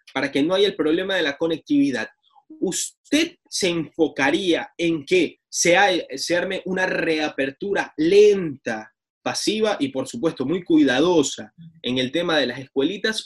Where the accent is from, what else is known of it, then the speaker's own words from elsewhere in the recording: Ecuador; como ecuatorianos